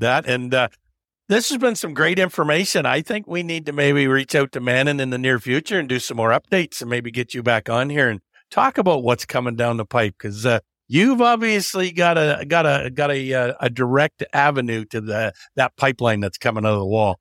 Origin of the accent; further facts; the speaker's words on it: Canada; I'm only a third generation Canadian